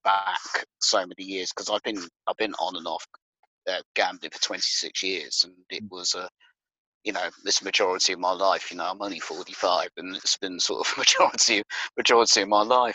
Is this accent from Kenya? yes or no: no; Bedfordshire, East of England, United Kingdom; moved away as an adult; now in Northamptonshire, United Kingdom; I was born and bred in Bedfordshire